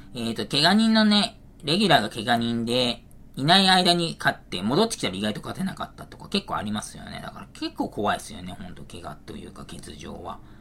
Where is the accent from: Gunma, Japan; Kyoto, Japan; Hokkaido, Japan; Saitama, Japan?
Saitama, Japan; 埼玉県出身